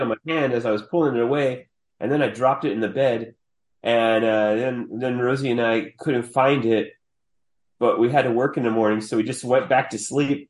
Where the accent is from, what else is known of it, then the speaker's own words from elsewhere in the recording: Austin, Texas, United States; also born or lived in Hobbs, New Mexico; I've lived here since I was two, but I was actually born in Hobbs, New Mexico, which is just like this on the right on the border of Texas. It's like this oil field town.